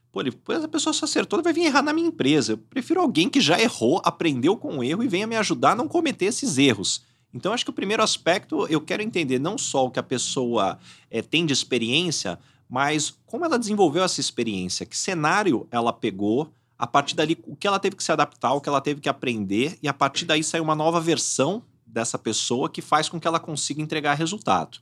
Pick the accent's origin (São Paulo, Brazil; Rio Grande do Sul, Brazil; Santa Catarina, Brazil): São Paulo, Brazil; São José do Rio Preto; Eu sou de São José do Rio Preto